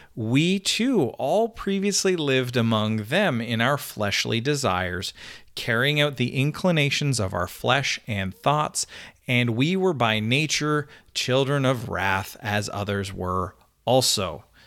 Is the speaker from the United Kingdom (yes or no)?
no; Canada; now in United States; I'm a Canadian